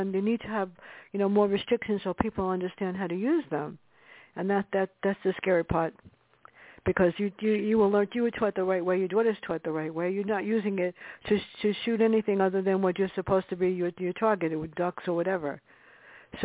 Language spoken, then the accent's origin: English; New York City, New York, United States; growing up in the Bronx